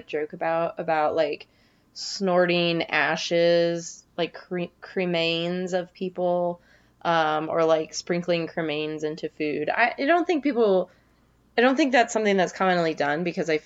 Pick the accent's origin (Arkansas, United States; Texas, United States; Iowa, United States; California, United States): California, United States; around Nevada; where I grew up around Nevada, California